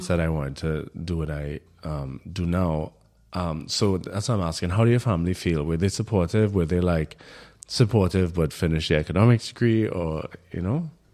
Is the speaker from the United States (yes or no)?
no; Trinidad & Tobago; moved away as an adult; now in Berlin, Germany; I in Trinidad had my experience as a Trinidadian